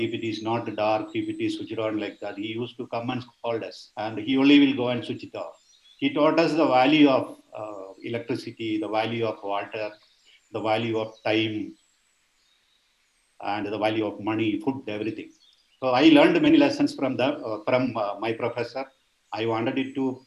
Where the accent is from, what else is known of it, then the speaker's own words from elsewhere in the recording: Wayanad district, Kerala, India; moved away; also born or lived in Bangalore; I was born and brought up in Wayanad district of Kerala